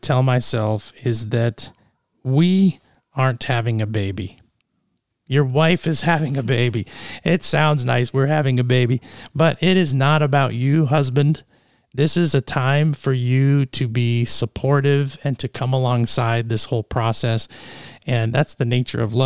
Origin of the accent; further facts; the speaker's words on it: Canada; moved away; also born or lived in East Texas; I grew up in Canada